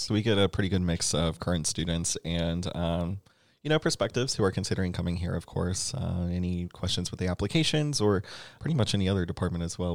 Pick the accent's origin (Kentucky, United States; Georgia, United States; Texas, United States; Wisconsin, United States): Georgia, United States; Atlanta; moved away as an adult; now in Columbia, United States; I'm originally from Atlanta.